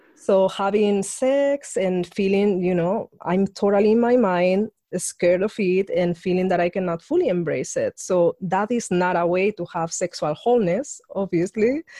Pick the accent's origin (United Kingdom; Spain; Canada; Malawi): Spain; I grew up in Spain, being a woman in a very conservative regime